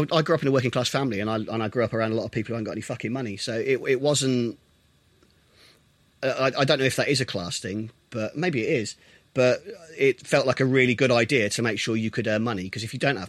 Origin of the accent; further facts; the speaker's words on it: Milton Keynes, South East England, United Kingdom; Milton Keynes.